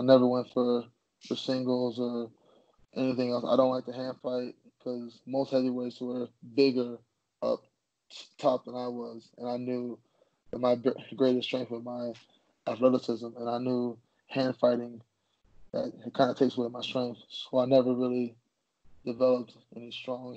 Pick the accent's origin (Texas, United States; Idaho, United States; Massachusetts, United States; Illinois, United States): Illinois, United States; Chicago; I'm from Illinois. I'm from Chicago, Illinois